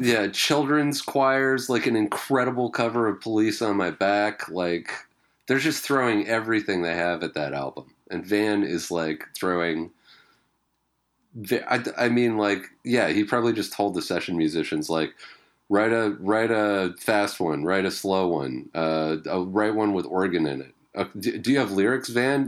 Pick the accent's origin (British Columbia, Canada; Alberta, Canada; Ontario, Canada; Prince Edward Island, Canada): British Columbia, Canada; Vancouver Island; growing up on Vancouver Island